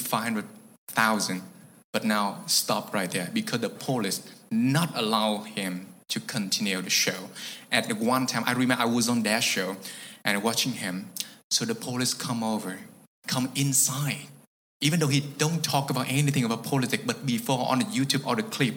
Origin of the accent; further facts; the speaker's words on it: Vietnam; English is a second language; I'm a Vietnamese comedian